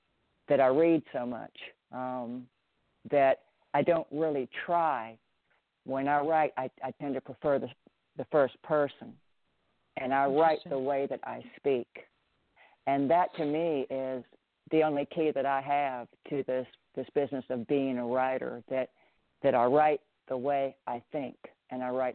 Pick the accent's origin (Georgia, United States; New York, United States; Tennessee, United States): Tennessee, United States; Memphis; accent: Southern; moved away as an adult; also born or lived in Minnesota / California / Ireland; I moved from Minnesota to Memphis when I was 10, when I had just turned 10